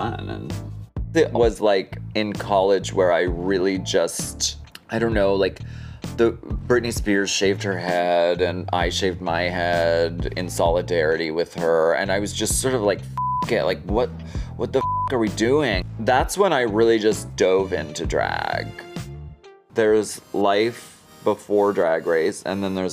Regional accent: Erie, Pennsylvania, United States; now in Hollywood, United States; I grew up in Erie, Pennsylvania.

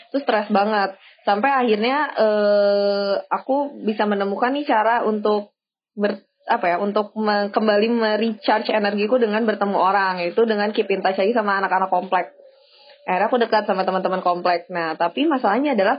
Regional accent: Aceh, Indonesia; born there; aku sebenarnya bukan orang Aceh ya, aku cuma numpang lahir doang.

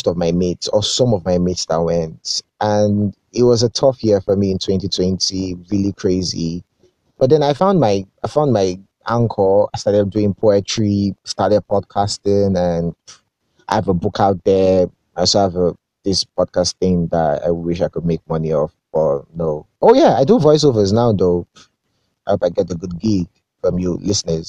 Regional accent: Akure, Ondo, Nigeria; moved away as an adult; also born or lived in Lagos; I grew up in Akure

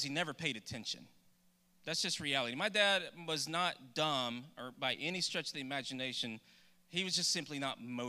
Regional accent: Douglas, Texas, United States; I grew up in Douglas, Texas, which is outside of Nacogdoches

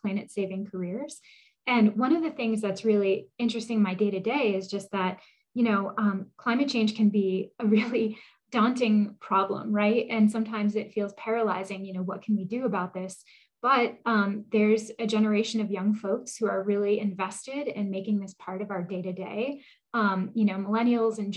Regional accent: New Hampshire, United States; I grew up in New Hampshire on a dirt road.

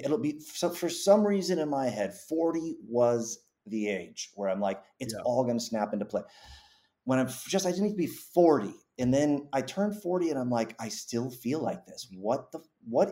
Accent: Massachusetts, United States; I grew up in Massachusetts

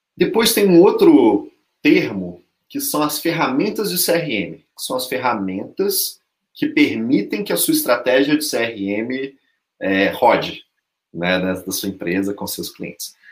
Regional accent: Belo Horizonte, Minas Gerais, Brazil; eu sou mineiro, eu sou mineiro de Belo Horizonte

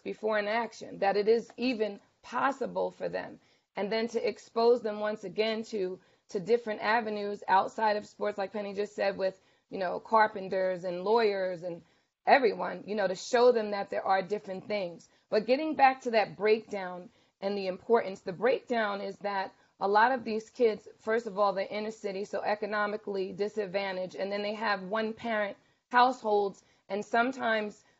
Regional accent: Bayonne, New Jersey, United States; I'm from Bayonne, and I went to the PAL after school

